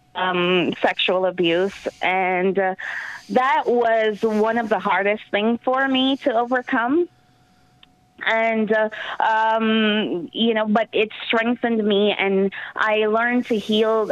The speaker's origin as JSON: {"language": "English", "country": "Jamaica", "moved": "yes", "lives_now": "New York, United States", "said": "I'm from Jamaica, Yemen, the island of Jamaica, and I've been on my own since I was 14"}